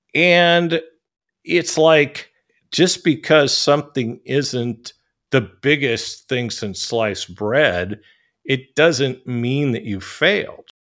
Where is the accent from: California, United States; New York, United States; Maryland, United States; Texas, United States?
California, United States; San Francisco; moved away as an adult; now in Thailand; I'm from San Francisco